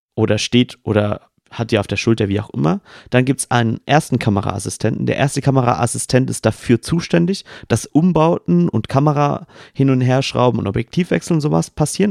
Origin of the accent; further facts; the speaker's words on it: Swabia, Baden-Württemberg, Germany; accent: Swabian; ich möchte als Schwabe mal ganz kurz diesen Satz nochmal echt sagen, ähm, wie man ihn im Dialekt sprechen würde